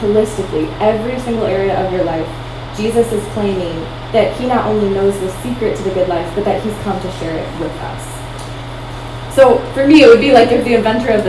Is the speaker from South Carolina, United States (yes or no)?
no; Iowa, United States; moved away; also born or lived in Minnesota; I grew up in Iowa, and then we moved to Minnesota